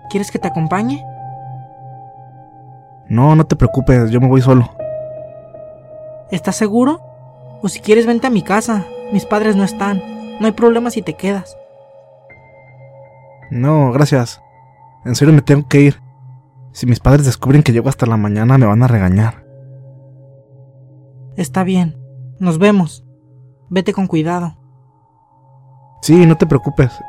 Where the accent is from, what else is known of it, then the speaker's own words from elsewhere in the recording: Sica Sica, La Paz, Bolivia; Yo soy de Sica Sica, un pueblo que se encuentra ubicado a 100 kilómetros al sur de La Paz.